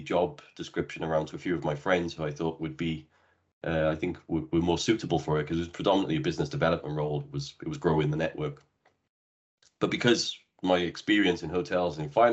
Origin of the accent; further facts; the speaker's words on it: Cardiff, Wales, United Kingdom; moved away as an adult; also born or lived in Bristol / Brazil / Dubai; I'm originally from Wales in the UK, where I had my first hotel job back when I was 18 years of age, at a local hotel just around the corner from where I grew up